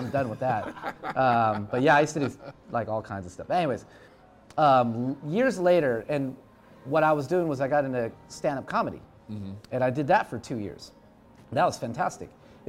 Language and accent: English; Philippines; I'm Filipino, man. It's just in my blood.